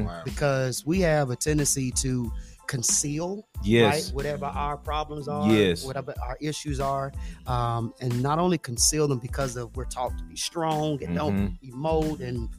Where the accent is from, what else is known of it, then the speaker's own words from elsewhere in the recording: Memphis, Tennessee, United States; moved away as an adult; also born or lived in Huntsville, Texas / Atlanta, Georgia; now in Nashville, United States; I was raised in Memphis, Tennessee. So Memphis is home for me.